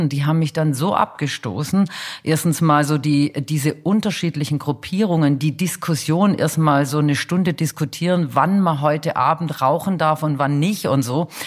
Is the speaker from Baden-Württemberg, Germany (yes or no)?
yes; Stuttgart, Baden-Württemberg, Germany; Also ähm, ich komme ja aus Stuttgart.